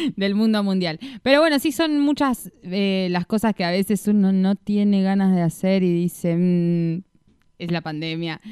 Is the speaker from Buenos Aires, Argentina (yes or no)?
no; Victoria, Entre Ríos, Argentina; yo soy de Victoria Entre Ríos